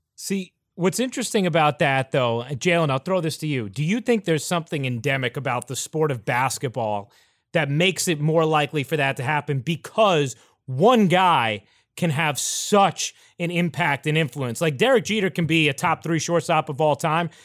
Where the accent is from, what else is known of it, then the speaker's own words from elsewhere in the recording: New York, United States; I grew up in New York